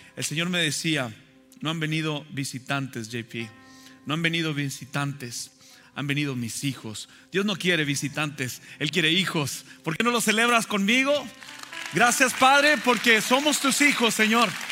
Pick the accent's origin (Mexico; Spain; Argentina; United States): Mexico; moved away; me acuerdo de la escuela dominical cuando era pequeño allá en México